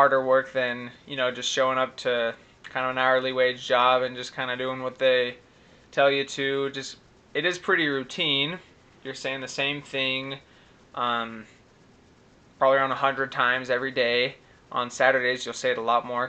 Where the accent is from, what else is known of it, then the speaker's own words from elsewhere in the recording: Utah, United States; moved away; also born or lived in Guatemala; it's 801 because I'm from Utah